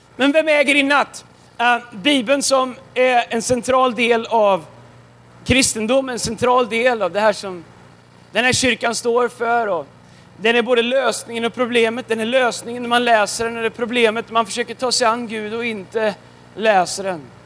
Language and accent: Swedish; Tidaholm, Västra Götaland, Sweden; now in Stockholm, Sweden; jag kommer ifrån eh, Tidaholm. Tidaholm. Fast jag bor i Stockholm.